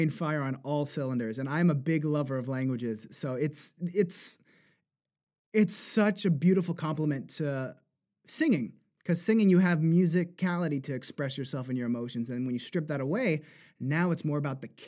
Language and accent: English; New Jersey, United States; accent: Jersey; so I could also, of course, put on my Jersey accent, which I had to even that too was very aspirated. That's very Jersey.